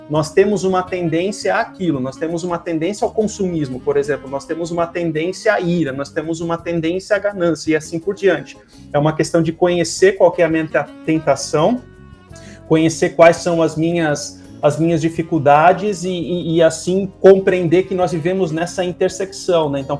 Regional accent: South Region, Brazil; E, e como sulista tem o chimarrão, né?

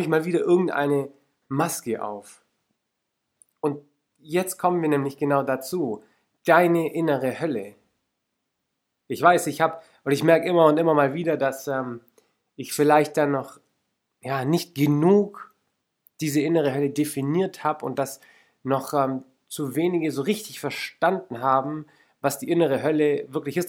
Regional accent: Lake Constance, Baden-Württemberg, Germany; Ich bin zum Beispiel am Bodensee aufgewachsen

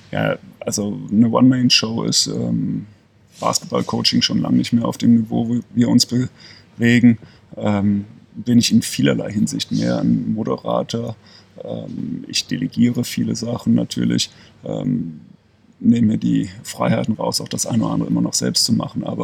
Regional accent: Leverkusen, North Rhine-Westphalia, Germany; now in Ulm, Germany; Ich bin gebürtiger Leverkusener, das wird auch immer meine Heimat bleiben.

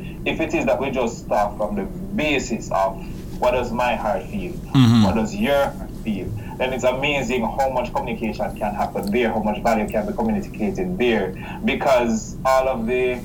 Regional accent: Jamaica; I'm from Jamaica

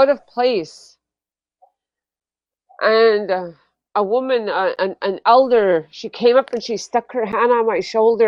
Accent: Fort Yukon, Alaska, United States; I am from Fort Yukon, which is 8 miles above the Arctic Circle

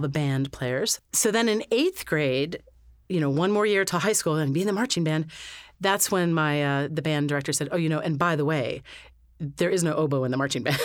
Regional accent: Lewisburg, Pennsylvania, United States; I was born in Lewisburg, Pennsylvania, which is smack dab in the middle of the state, an hour north of Harrisburg

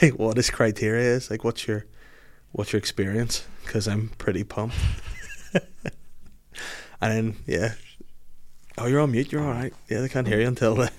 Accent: Belfast, Northern Ireland, United Kingdom; I'm just new to the area. I'm from Belfast

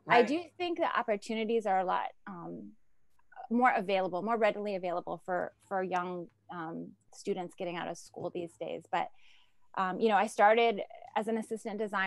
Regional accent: Ohio, United States; moved away as an adult; now in New York, United States; growing up in Ohio

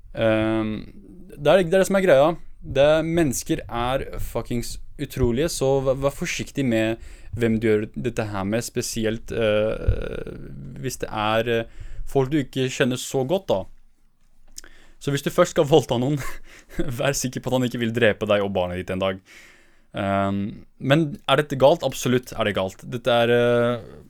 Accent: northern Iraq, Iraq; jeg er fra Nord-Irak

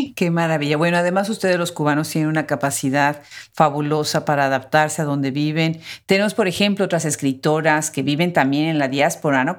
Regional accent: Mexico; Nosotros en México, mi país de origen

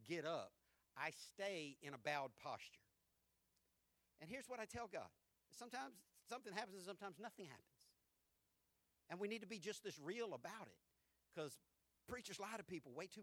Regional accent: the South, United States; we're from the South

